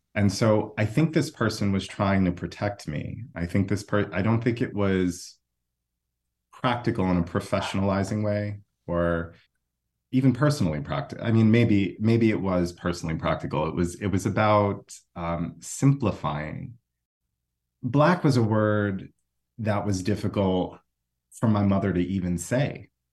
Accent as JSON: {"language": "English", "country": "United States", "said": "I'm from the United States"}